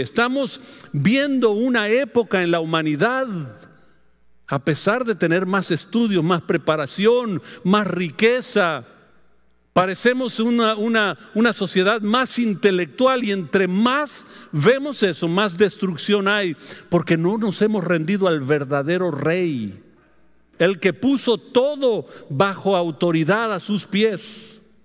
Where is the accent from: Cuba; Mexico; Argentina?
Mexico; Es la costumbre nuestra como mexicano